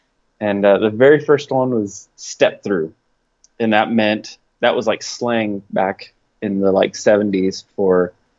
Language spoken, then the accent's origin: English; Clinton, Oklahoma, United States; And, yeah, it's a little tiny town called Clinton, Oklahoma. Everybody knows everybody and all that good stuff. It's a great town. I love it.